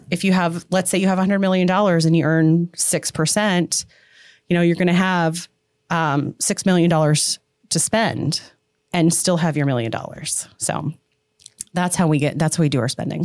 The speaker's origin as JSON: {"language": "English", "area": "Portage County", "region": "Ohio", "country": "United States", "tie": "born or raised there", "also_born_or_lived": "Florida", "moved": "yes", "said": "I grew up in Portage County, moved to Florida, came back"}